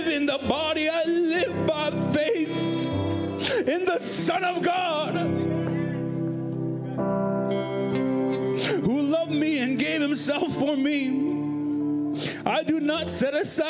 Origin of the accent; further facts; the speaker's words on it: Prince Albert, Saskatchewan, Canada; I was born here in Prince Albert. I pretty much lived here all my life